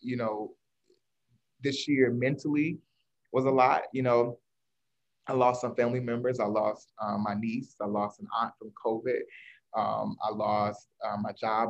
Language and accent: English; North Carolina, United States; moved away as an adult; I am originally from North Carolina, but I went to Howe University